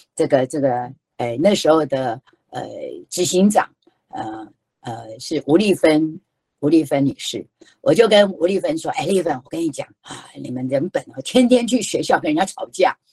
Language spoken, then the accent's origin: Chinese; Taiwan; 我们台湾人太重视有意义了